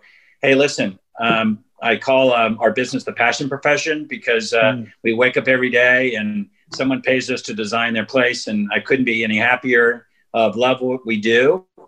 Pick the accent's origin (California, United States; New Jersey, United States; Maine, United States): California, United States; Southern; I grew up in Southern California.